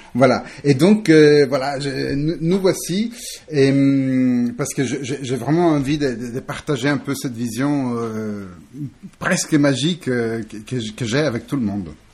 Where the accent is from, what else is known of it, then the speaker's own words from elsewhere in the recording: Italy; now in France; Je suis italien, mais hum, j'ai fait un peu le tour du monde. Je suis atterri ici en France il y a quelques temps